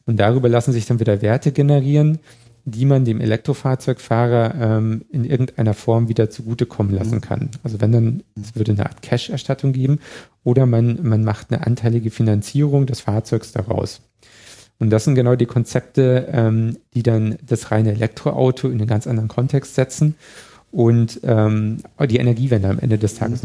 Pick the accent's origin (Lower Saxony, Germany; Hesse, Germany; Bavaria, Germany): Bavaria, Germany; Chiemgau; now in Berlin, Germany; ich komme aus dem Chiemgau, wenn ich zum nächsten See gefahren bin, bin ich über drei Hügel gefahren